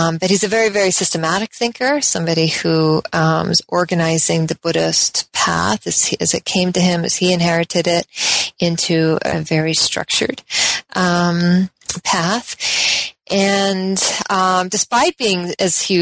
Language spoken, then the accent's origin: English; Colorado, United States; also born or lived in Oregon; I'm from the West. Generally, I was born in Colorado